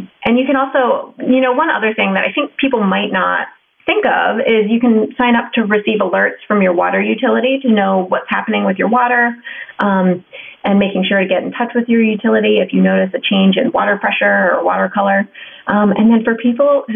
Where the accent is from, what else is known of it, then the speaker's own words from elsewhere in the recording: Ohio, United States; I grew up in Ohio.